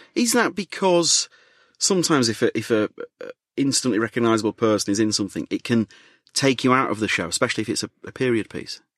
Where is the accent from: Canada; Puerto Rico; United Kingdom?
United Kingdom; Leeds, Yorkshire and the Humber; moved away as an adult; now in London, United Kingdom; I'm from Leeds